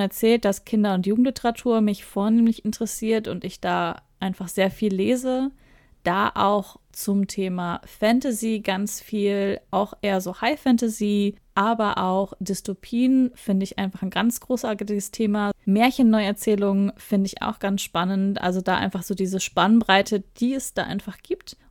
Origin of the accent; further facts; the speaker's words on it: Ruhr area, North Rhine-Westphalia, Germany; moved away; also born or lived in southern Germany; Ich komme ursprünglich aus Nordrhein-Westfalen, aus dem Ruhrgebiet näher gesagt, und wohne jetzt aber im Süden Deutschland